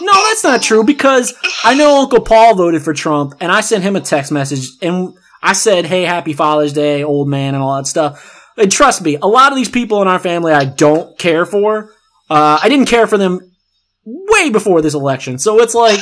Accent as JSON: {"language": "English", "region": "the South", "country": "United States", "said": "we're both from the South"}